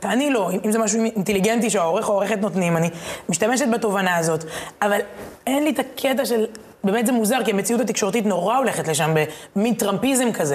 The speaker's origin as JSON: {"language": "Hebrew", "town": "Herzliya", "region": "Tel Aviv District", "country": "Israel", "tie": "born or raised there", "said": "בתור ילדה בהרצליה"}